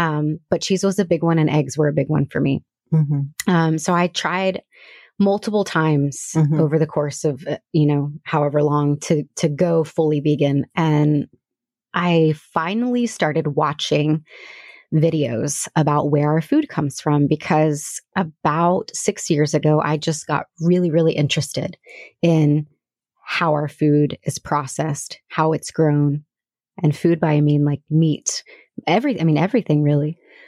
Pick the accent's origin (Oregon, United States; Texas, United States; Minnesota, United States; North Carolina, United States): Texas, United States; Houston; moved away as an adult; Nope. Okay. I'm from Houston. Moved here with my husband. Well, my husband was here. So I met him 19 years ago in Houston.